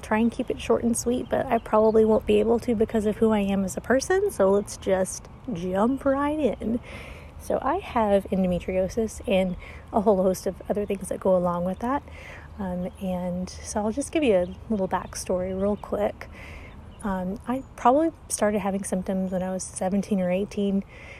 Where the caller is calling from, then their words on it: Arkansas, United States; I'm calling from Arkansas, which is in the United States.